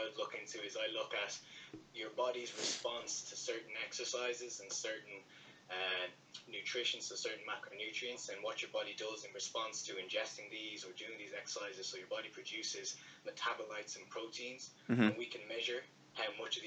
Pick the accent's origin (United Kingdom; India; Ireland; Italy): Ireland; Dublin, Leinster; I'm from Castleknock in Dublin, I'm 26 years of age